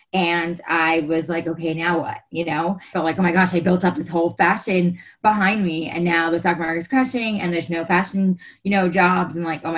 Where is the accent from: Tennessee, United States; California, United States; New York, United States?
New York, United States; moved away as an adult; also born or lived in Arizona; now in Los Angeles, United States; So I'm originally from New York, as you said.